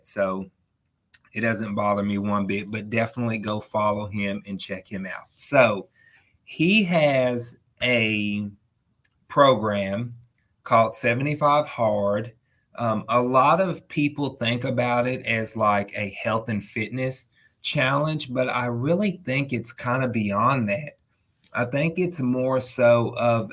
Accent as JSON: {"language": "English", "region": "Texas", "country": "United States", "said": "I'm from Texas. We love our barbecue."}